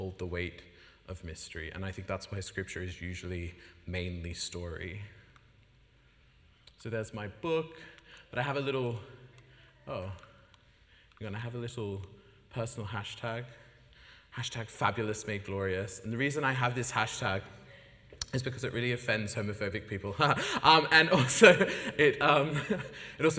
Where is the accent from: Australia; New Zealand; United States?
Australia; Sydney, New South Wales; moved away as an adult; now in United Kingdom; I come from Sydney, Australia